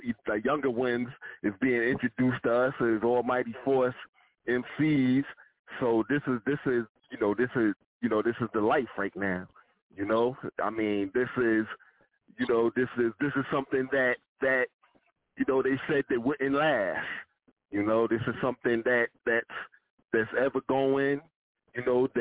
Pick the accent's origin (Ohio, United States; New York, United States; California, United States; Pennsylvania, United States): New York, United States; New York City; We're from Southside Queens